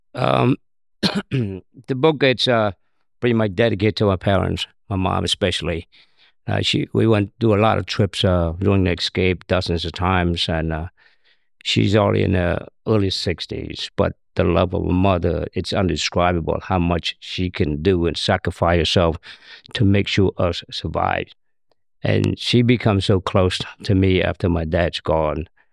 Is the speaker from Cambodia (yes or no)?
yes; Cambodia; born or raised there; English is a second language; also born or lived in Thailand; now in United States